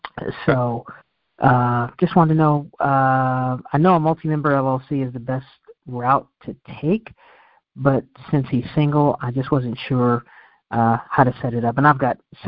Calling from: Virginia Beach, Virginia, United States; Virginia Beach, Virginia.

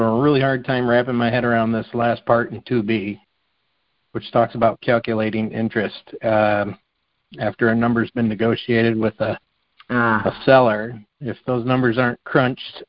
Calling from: Detroit, Michigan, United States; I'm calling from Metro Detroit

